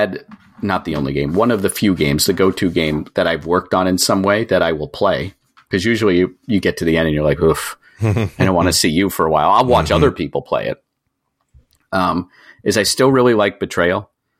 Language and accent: English; Waterville, Maine, United States; also born or lived in New York City / Philadelphia; now in Massachusetts, United States; I grew up in Maine. So I've sort of always been a Northeast person. I've lived Maine, Massachusetts, New York City, Philadelphia.